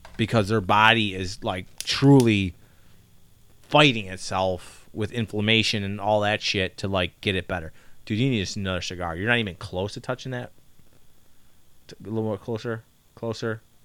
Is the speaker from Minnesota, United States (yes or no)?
no; Chicago, Illinois, United States; we're from Chicago